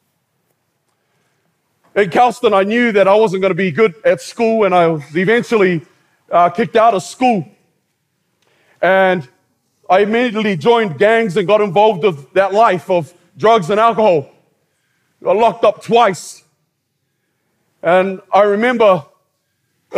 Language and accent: English; New Zealand; As a Polynesian growing up in New Zealand